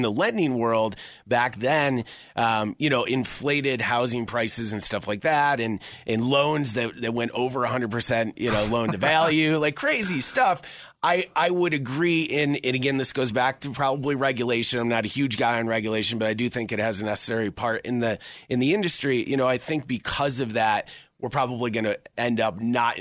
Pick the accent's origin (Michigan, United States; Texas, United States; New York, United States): New York, United States; Syracuse; now in Colorado, United States; I'm from Syracuse, New York originally. Came out here in 2005